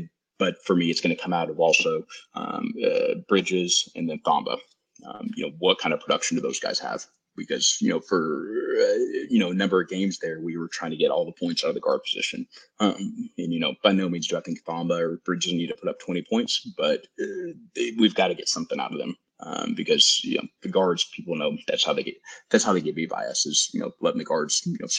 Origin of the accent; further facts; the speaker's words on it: Lubbock, Texas, United States; You know, born and raised in Lubbock, and you know, of any team that I hate to lose